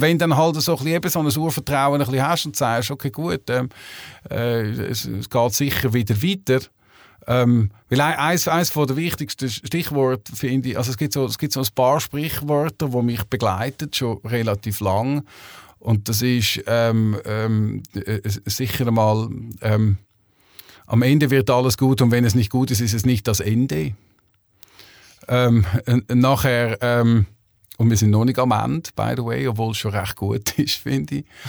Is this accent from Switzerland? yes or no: yes; Switzerland; also born or lived in Hamburg; bei uns in der Schweiz